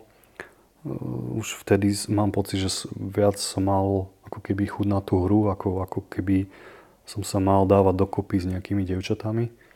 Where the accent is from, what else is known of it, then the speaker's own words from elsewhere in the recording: Prešov, Prešov Region, Slovakia; narodil som sa v Prešove, vyrastal som v úplne bežnej rodine